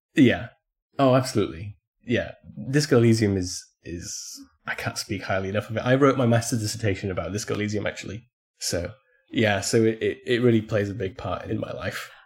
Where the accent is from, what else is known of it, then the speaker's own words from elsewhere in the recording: Poland; it's set in my hometown